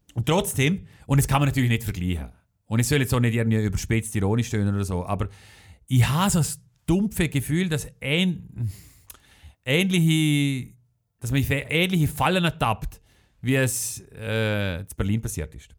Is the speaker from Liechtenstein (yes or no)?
yes; Schellenberg, Liechtenstein; Es ist meine Heimat Heimatgemeinde